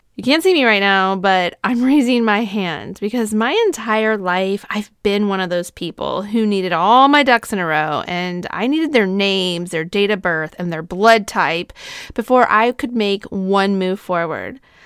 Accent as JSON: {"language": "English", "region": "Southern California", "country": "United States", "tie": "born or raised there", "said": "I grew up in Southern California"}